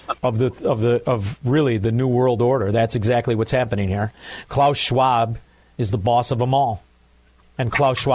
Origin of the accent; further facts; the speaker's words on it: Hinsdale, Illinois, United States; also born or lived in Melrose Park, Illinois; now in Florida, United States; I was born in Hinsdale